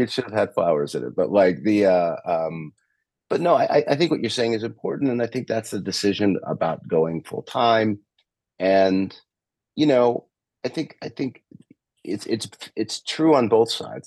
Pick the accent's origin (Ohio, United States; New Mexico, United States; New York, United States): New York, United States; moved away as an adult; also born or lived in Michigan; now in California, United States; I grew up in New York, and I went to school in Michigan, and so like I'm used to the cold. I'm in California now